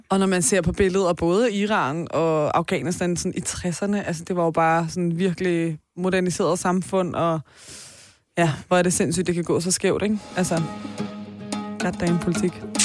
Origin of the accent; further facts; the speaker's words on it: Taastrup, Capital Region of Denmark, Denmark; jeg er jo fra Tostrup